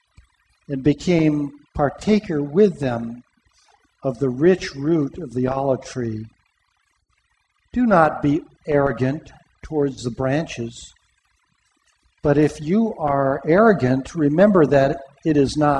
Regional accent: Pomona, California, United States; In the church that I grew up in Pomona

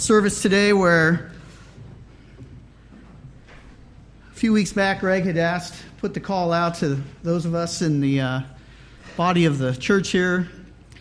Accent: Riverside, California, United States; I was born here in Southern California and was raised out in the Riverside area

